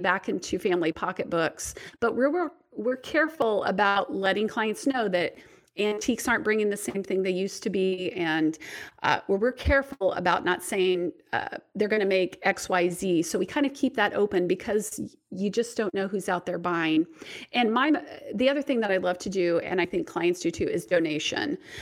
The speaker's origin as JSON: {"language": "English", "region": "Indiana", "country": "United States", "tie": "born or raised there", "said": "my hometown and around Indiana"}